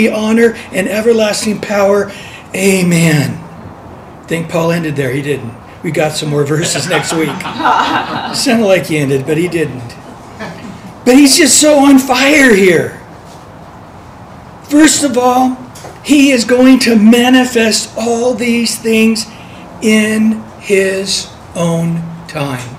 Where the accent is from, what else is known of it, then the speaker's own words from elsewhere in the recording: San Diego, California, United States; I'm from San Diego, the land of the Chargers.